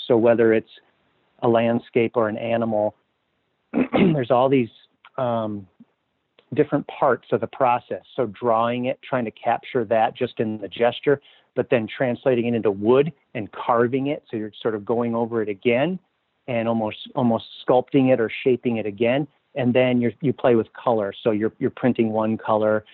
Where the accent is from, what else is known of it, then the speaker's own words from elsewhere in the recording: Minneapolis, Minnesota, United States; also born or lived in Southwest Wisconsin; now in Duluth, United States; I grew up in Minneapolis